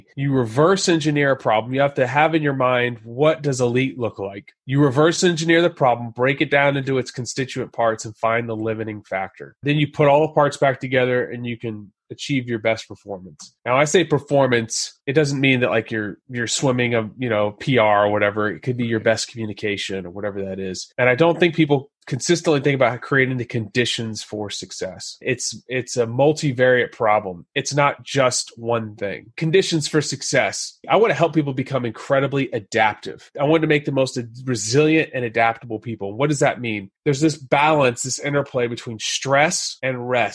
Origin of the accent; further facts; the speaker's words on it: Texas, United States; I grew up in Texas, went to Texas A&M